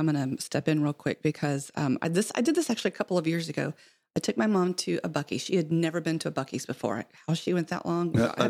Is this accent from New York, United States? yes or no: no; San Angelo, Texas, United States; moved away; So I'm from West Texas, so I'm from San Angelo originally